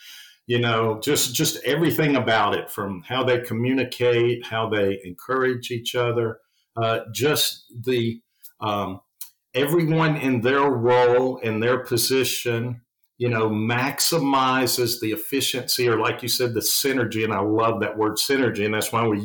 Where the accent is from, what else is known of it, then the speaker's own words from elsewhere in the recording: the South, United States; accent: Southern; being from the South, if people can't tell from my accent